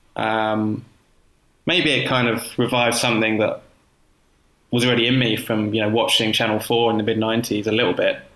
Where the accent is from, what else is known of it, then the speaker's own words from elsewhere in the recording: Croydon, London, United Kingdom; also born or lived in Herne Hill, London; Croydon, which is my hometown